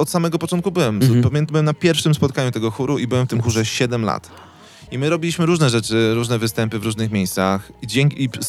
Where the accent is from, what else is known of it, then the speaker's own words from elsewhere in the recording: Wołomin, Masovian Voivodeship, Poland; now in Warsaw, Poland; ja jestem z Wołomina pod Warszawą.